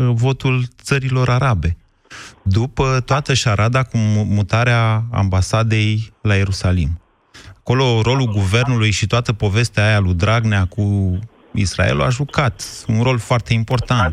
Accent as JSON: {"language": "Romanian", "region": "Oltenia", "country": "Romania", "said": "sunt oltean"}